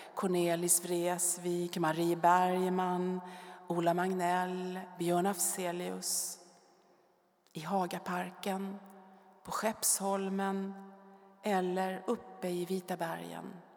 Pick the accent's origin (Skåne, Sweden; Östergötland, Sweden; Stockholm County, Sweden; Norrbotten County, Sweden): Stockholm County, Sweden; Stockholm; Jag är född i Stockholm och bodde första fyra åren granne med Bellman på Urvädersgränd, högt uppe på Söders höjder